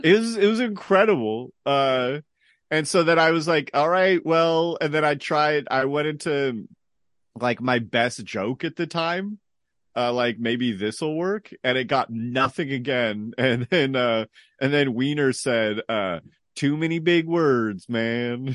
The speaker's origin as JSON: {"language": "English", "town": "San Jose", "region": "California", "country": "United States", "tie": "born or raised there", "also_born_or_lived": "New York", "lives_now": "Hollister, United States", "said": "I'm from, uh, San Jose. Uh, born, born, born and largely raised there."}